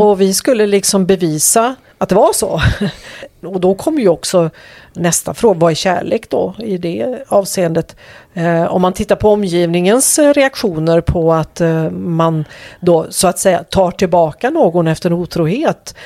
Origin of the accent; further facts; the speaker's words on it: Bohuslän, Västra Götaland, Sweden; moved away as an adult; also born or lived in Skåne; flyttade sen upp till Bohuslän igen där jag kommer ifrån